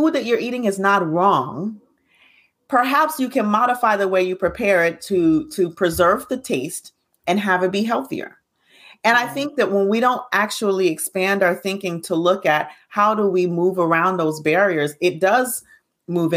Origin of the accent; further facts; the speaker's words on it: Alabama, United States; I grew up in Alabama.